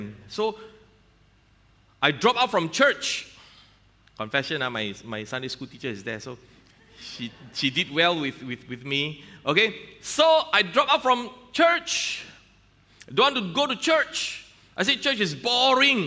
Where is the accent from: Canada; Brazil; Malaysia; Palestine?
Malaysia; I'm a Malaysian customs officer